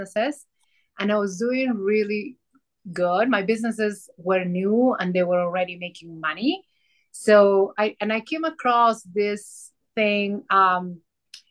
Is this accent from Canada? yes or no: no; Peru; now in Colorado, United States; I am from Colorado. Nowadays I'm Coloradian, but I grew up in Peru. So you're going to hear an accent.